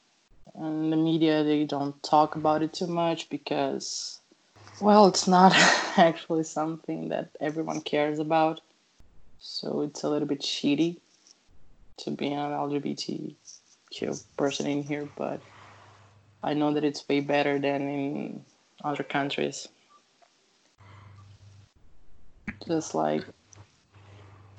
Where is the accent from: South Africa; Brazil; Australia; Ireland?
Brazil; I'm from Brazil